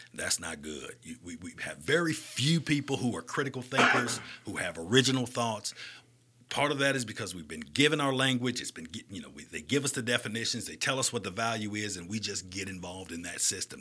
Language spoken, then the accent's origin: English; Birmingham, Alabama, United States; moved away; also born or lived in Florida / Augusta, Georgia / Atlanta; I'm from Birmingham